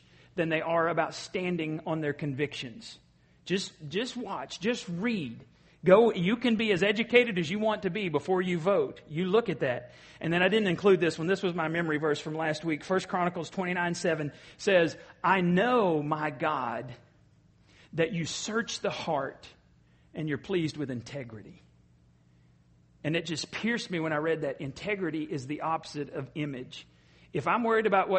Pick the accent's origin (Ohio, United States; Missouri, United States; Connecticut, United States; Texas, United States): Texas, United States; Borger; moved away; my hometown, Borger, and we have a lake out there